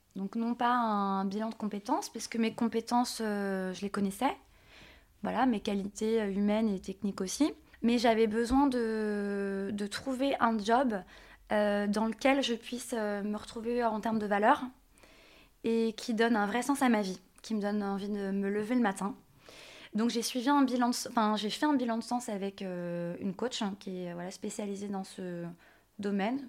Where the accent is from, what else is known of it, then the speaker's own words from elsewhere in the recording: Nantes, Pays de la Loire, France; je viens de Nantes